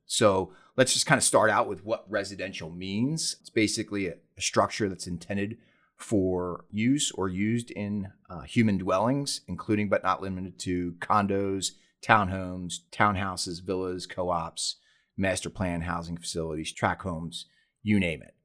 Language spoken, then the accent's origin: English; Philadelphia, Pennsylvania, United States; moved away as an adult; now in San Diego, United States; I was born and raised back on the East Coast in Philadelphia, Pennsylvania.